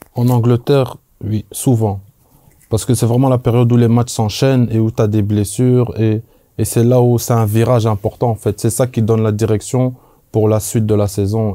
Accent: Belgium; moved away as an adult; je viens, je viens de Belgique

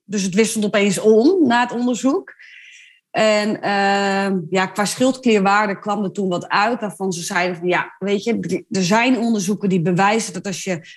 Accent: Ommen, Overijssel, Netherlands; ik kom uit Ommen

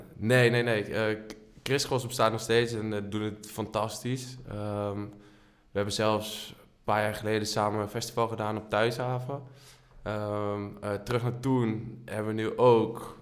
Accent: Leunen, Limburg, Netherlands; now in Amsterdam, Netherlands; Geboren en getogen in Leunen, woon nu in Amsterdam

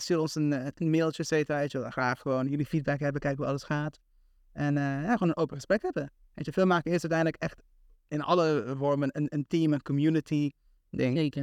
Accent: Aruba; moved away as an adult; also born or lived in Tilburg, Netherlands; now in Amsterdam, Netherlands; ik heb gewoond op Aruba, voor 17 jaar

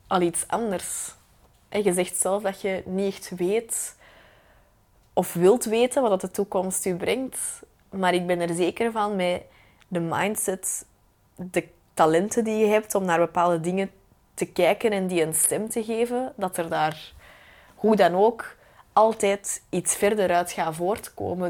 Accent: Belgium; als Belgen

